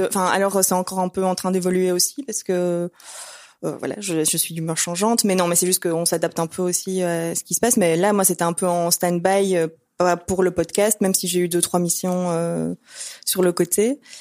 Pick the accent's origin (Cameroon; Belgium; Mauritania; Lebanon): Belgium; Brussels, Brussels-Capital Region; on est de Bruxelles